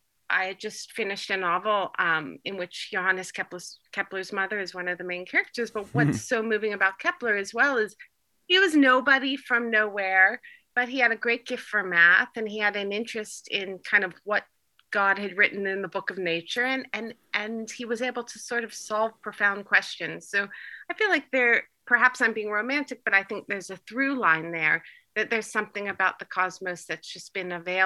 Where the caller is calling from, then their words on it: Turkey; I'm calling in from Turkey.